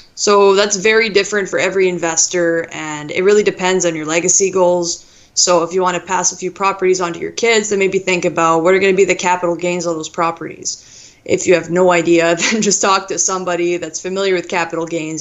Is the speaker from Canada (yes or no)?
yes; Thunder Bay, Ontario, Canada; I'm from Thunder Bay, so up north in Ontario